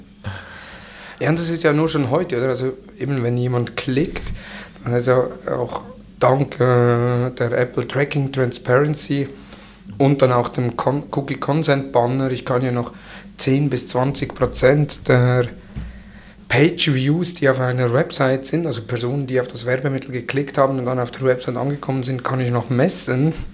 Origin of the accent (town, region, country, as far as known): Switzerland